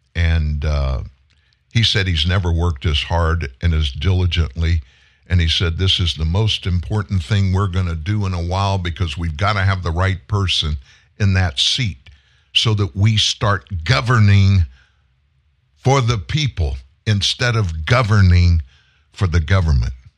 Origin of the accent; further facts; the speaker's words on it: Texas, United States; I'm from Texas. I live not far away from your border